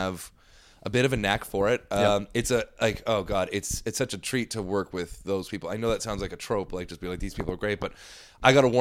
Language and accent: English; Ontario, Canada; born or raised there; now in British Columbia, Canada